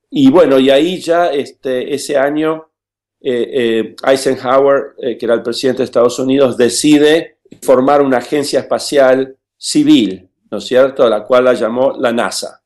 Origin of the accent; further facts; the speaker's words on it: Buenos Aires, Argentina; also born or lived in Villa Regina, Río Negro, Argentina; crecí en Buenos Aires